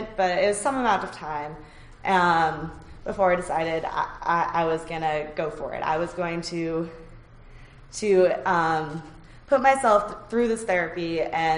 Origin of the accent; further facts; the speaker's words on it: suburbs of Boston, Massachusetts, United States; these were woods I was very familiar with because I grew up around them, so I trusted my, and they weren't that big. It's like the suburbs of Boston